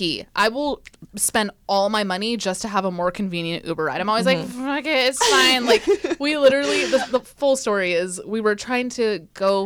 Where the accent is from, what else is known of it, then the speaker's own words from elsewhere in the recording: East Bay, California, United States; moved away as an adult; also born or lived in San Francisco; now in Los Angeles, United States; I grew up in the East Bay